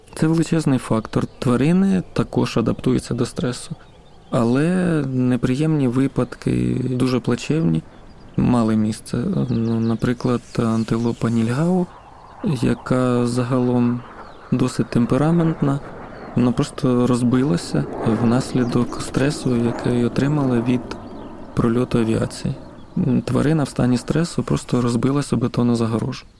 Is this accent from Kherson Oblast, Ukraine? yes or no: yes; Arkhanhelske, Kherson Oblast, Ukraine; Я сам родом з Херсонської області. Це маленьке селище Архангельське на півночі Херсонської області